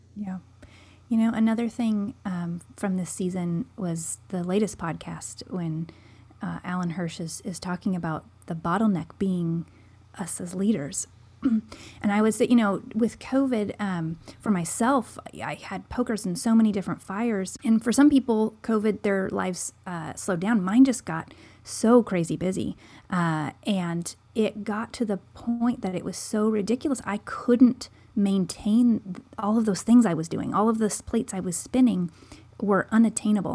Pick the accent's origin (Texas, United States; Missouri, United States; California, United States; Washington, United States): Washington, United States; Seattle; moved away as an adult; now in Oregon, United States; Joel and I are both from the Seattle area